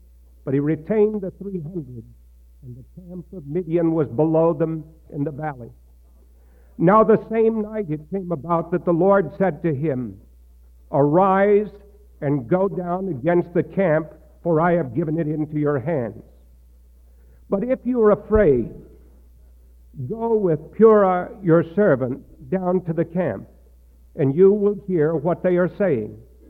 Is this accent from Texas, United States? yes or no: yes; Texas, United States; the church that I grew up in Texas.